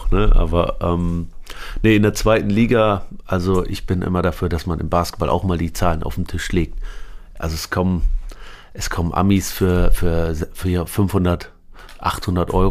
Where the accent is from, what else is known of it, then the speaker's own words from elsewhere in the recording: Aurich, Lower Saxony, Germany; also born or lived in Lebanon; Ja, wir sind über Damaskus nach Paris, Paris nach Hamburg und dann doch nach Aurich, die Kleinstadt, kleine Dorf in.